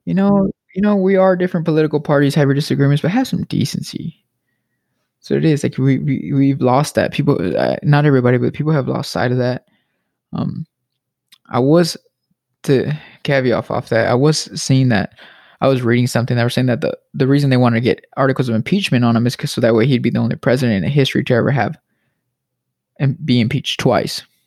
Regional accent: United States; I'm an American

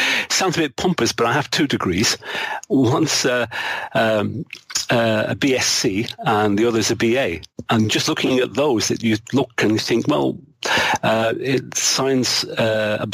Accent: Manchester, North West England, United Kingdom; an area of Manchester where I grew up.

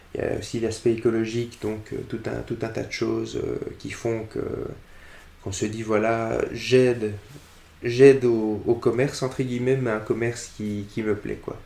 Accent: Brussels, Brussels-Capital Region, Belgium; Je suis bruxellois depuis euh, toujours.

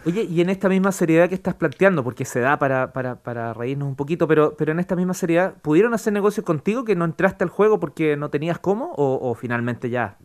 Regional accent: Chile; como buen chileno

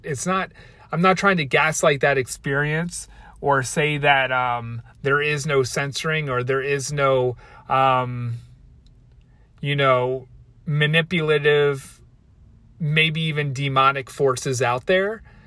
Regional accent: Baltimore, Maryland, United States; I'm from Baltimore, and that's how we say Baltimore, like Baltimore

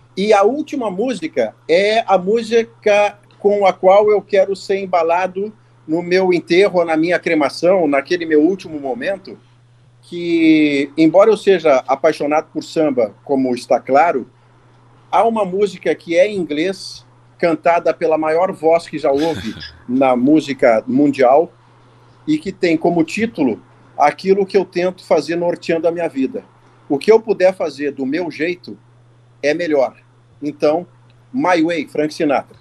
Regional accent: Porto Alegre, Rio Grande do Sul, Brazil; eu nasci no Hospital Ernesto Donelis, em Porto Alegre

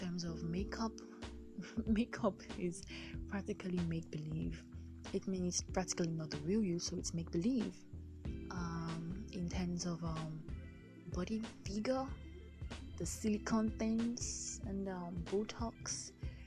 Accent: Delta, Nigeria; I'm from Delta State, Lake Nigeria, West Africa.

